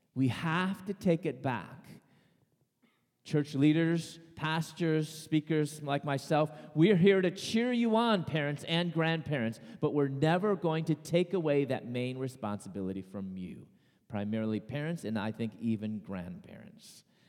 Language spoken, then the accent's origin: English; Chicago, Illinois, United States; I was born and raised in Chicago